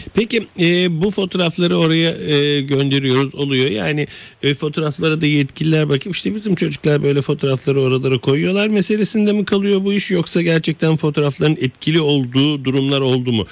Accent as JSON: {"language": "Turkish", "region": "Istanbul", "country": "Turkey", "tie": "born or raised there", "said": "Ben Fatih'te büyüdüm"}